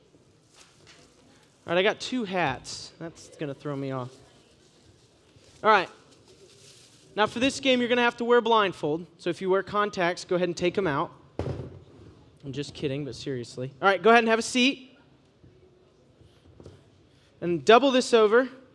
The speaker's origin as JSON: {"language": "English", "region": "Ohio", "country": "United States", "said": "I'm from Ohio"}